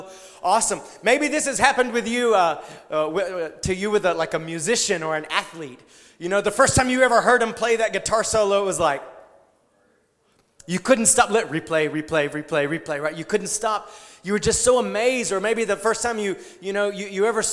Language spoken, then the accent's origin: English; South Georgia, United States; I grew up in South Georgia